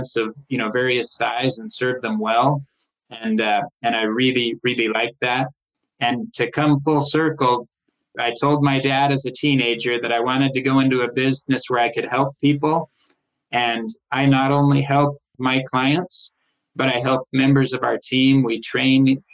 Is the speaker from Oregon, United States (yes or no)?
yes; Tigard, Oregon, United States; moved away as an adult; also born or lived in Los Angeles, California / Solvang, California; I was raised in Portland. It was really Tigard